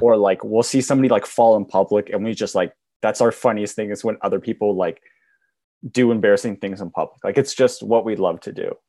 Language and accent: English; Banff, Alberta, Canada; I was born in Banff, I have kind of an accent